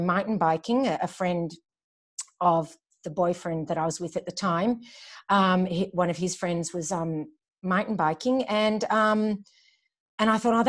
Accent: Melbourne, Victoria, Australia; also born or lived in Glasgow, Scotland / Germany / Hawthorn, Melbourne; I just grew up in Baldwin and lived my teenage years there

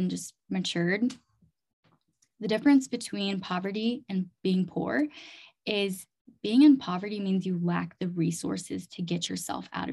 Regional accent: Chiang Mai, Thailand; also born or lived in Fargo, North Dakota; I was born and raised in Chiang Mai, Thailand

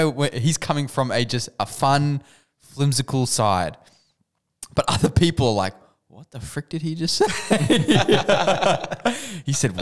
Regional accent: Australia; now in United States; being Australian

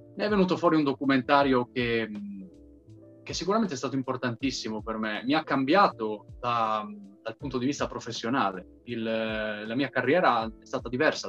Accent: Trieste, Friuli-Venezia Giulia, Italy; io essendo un triestino, eh, diciamo, molto, molto fiero della mia origine triestina

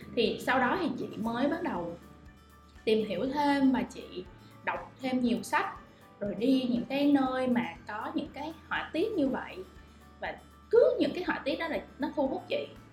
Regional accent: Vietnam; mình là người Việt Nam

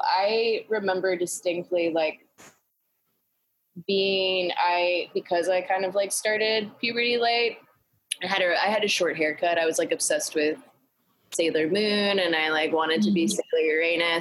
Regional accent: Greensboro, North Carolina, United States; now in New York, United States; I grew up in Greensboro, North Carolina

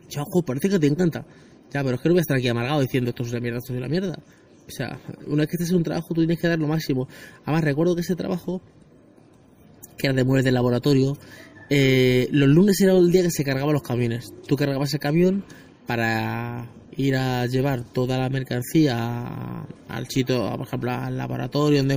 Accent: Spain; los que soy de, de España, el hospital de Alcorcón

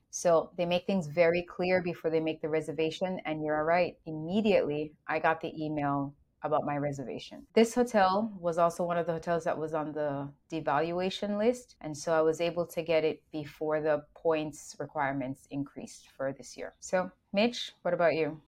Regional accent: Jamaica; now in United States; Being raised in Jamaica

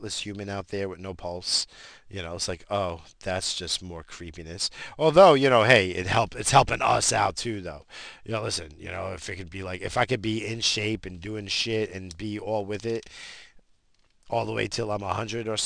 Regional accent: United States; I'm American

